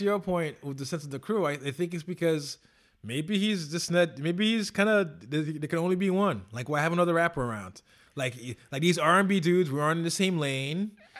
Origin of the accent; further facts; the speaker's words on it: New York, United States; The streets of Toronto. And I say that, you know, as a New Yorker.